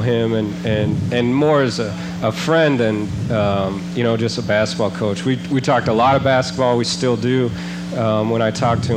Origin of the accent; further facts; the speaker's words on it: Seattle, Washington, United States; moved away as an adult; also born or lived in El Paso, Texas; now in Indianapolis, United States; I grew up in Seattle for the most part, but Indianapolis is really, more of a home now, certainly, with going to college out there and working back there